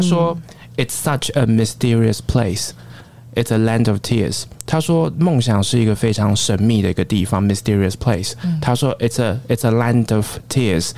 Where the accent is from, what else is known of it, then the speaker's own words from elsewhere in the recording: Taiwan; moved away as an adult; also born or lived in Sydney, Australia; 我在出国之前，我不过就是个小小的一个台湾的警察，我没有想过有一天我会在新南威尔斯大学，我在雪梨念书，我在那边当口译所的讲师